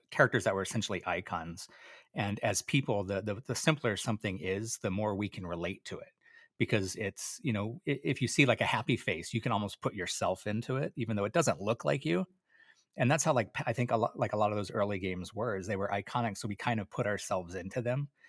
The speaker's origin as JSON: {"language": "English", "area": "Oahu", "region": "Hawaii", "country": "United States", "tie": "born or raised there", "said": "I, I grew up in Hawaii. I grew up on Oahu"}